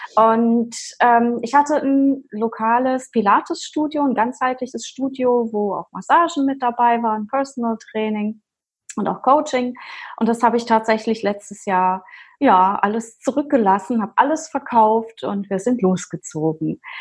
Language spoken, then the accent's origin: German; Rhineland-Palatinate, Germany; Ich komme aus der Pfalz